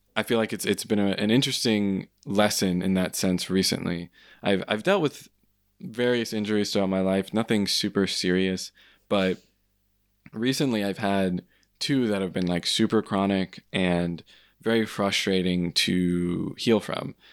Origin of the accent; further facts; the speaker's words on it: United States; being an American